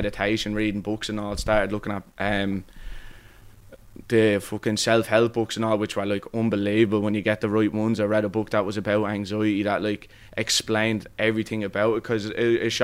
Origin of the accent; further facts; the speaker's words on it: Dublin, Leinster, Ireland; I'm from Cabaret. I'm always lived there my whole life